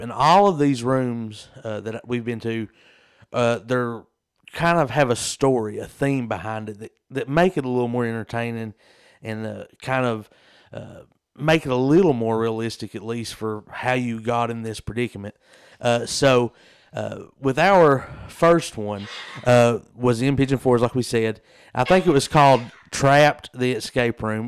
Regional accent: Southeast Kentucky, United States; we're from Southeast Kentucky

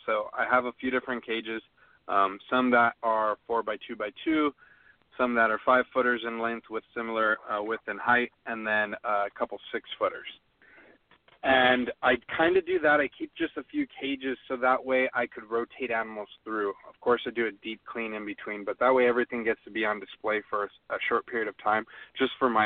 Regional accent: California, United States; Jeff and I are from California

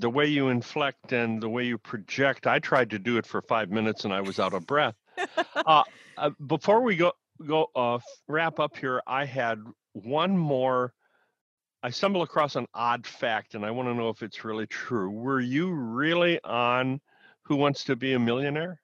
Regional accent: Midwest, United States; I grew up in the Midwest.

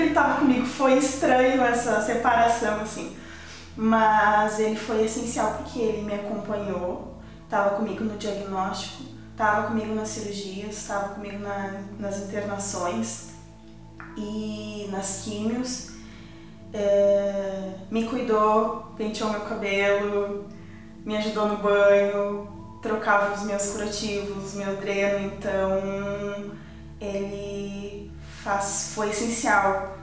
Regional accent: Porto Alegre, Rio Grande do Sul, Brazil; nasci em Porto Alegre, no Hospital da PUC, num domingo de Páscoa

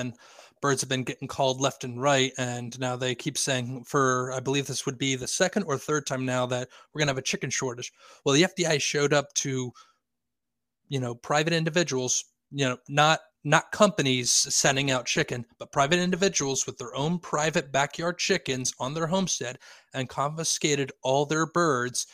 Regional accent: Lancaster, Pennsylvania, United States; now in York, United States; I live in York, Pennsylvania. I'm from Lancaster, Pennsylvania

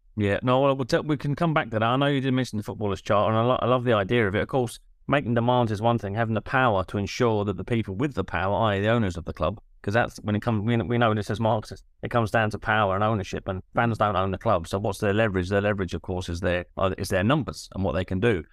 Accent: London, United Kingdom; I grew up in South London

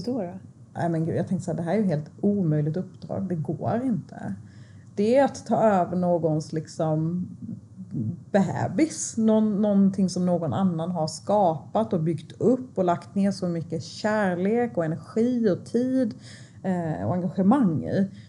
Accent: Sweden; jag är född i Sverige. Jag, liksom, jag har gått här eh, på den här skolan i jättemånga år

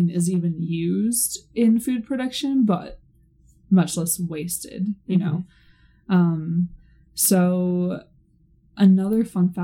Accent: Seattle, Washington, United States; I'm from Seattle.

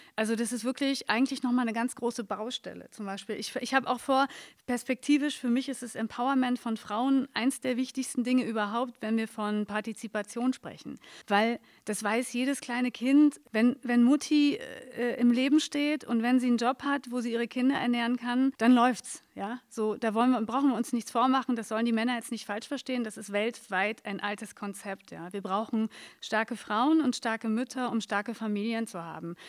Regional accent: Berlin, Germany; ich hatte nie das Gefühl, dass was anderes als Neukölln meine Heimat ist.

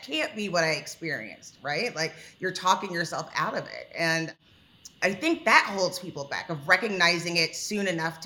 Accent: Texas, United States; I'm a Texan.

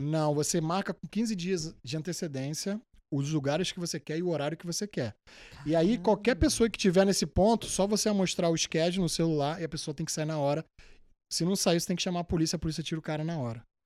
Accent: Rio de Janeiro, Brazil; moved away as an adult; also born or lived in New York; now in United States; Eu sou, da, sou do Rio Capital, só que sou da Zona Norte. Moro em Guadalupe

